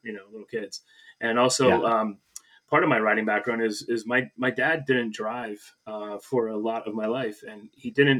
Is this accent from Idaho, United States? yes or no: no; Pittston, Pennsylvania, United States; now in Wyncote, United States; in Pittston, Pennsylvania, my hometown